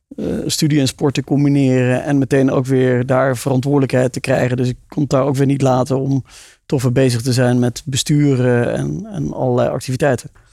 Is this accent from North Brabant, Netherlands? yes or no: no; South Limburg, Netherlands; ik ben geboren en getogen in Zuid-Limburg